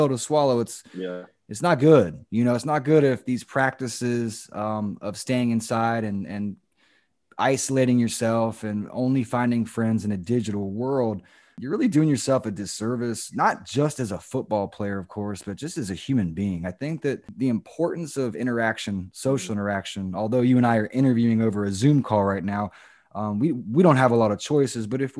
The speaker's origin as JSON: {"language": "English", "region": "Central Florida", "country": "United States", "said": "We come from Central Florida backgrounds"}